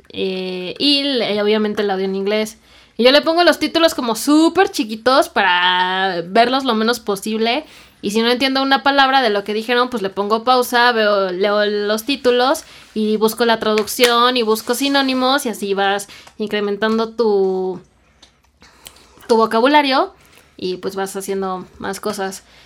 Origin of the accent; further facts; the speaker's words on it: Mexico; accent: Mexican; yo sé que soy mexicana y que tal vez no pronuncio pues de la misma forma